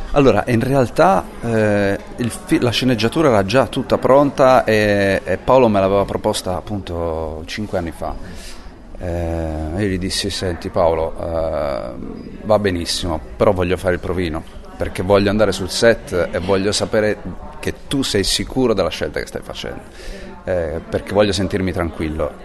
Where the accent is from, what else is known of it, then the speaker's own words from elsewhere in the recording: Sardinia, Italy; moved away; also born or lived in Rome / Paris / New York; Essendo sardo